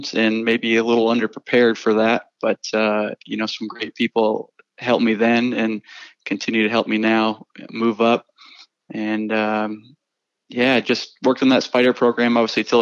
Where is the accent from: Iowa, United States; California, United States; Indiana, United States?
Iowa, United States; moved away as an adult; also born or lived in North Carolina; I grew up in Iowa